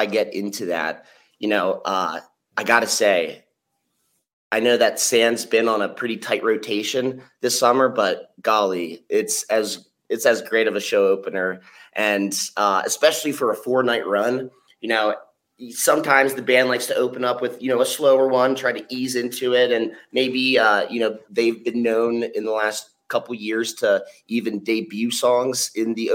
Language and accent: English; Baltimore, Maryland, United States; I'm from the East Coast, Baltimore